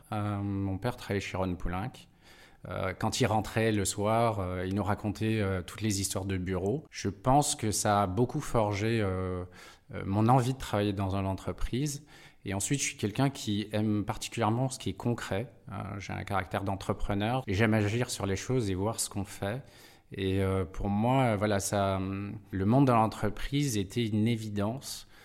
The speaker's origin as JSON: {"language": "French", "region": "Nouvelle-Aquitaine", "country": "France", "also_born_or_lived": "Brazil / Pau, France / Besançon, France", "said": "Je suis d'origine de Dordogne et de Gironde. j'ai fait un passage à l'étranger au Brésil et quand on est rentré avec mes parents, c'est mes parents qui étaient expatriés, on a été s'établir dans les Pyrénées à côté de Pau."}